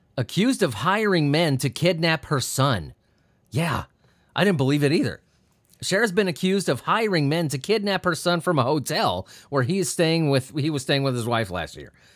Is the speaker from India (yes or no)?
no; near Anaheim, California, United States; I grew up near Anaheim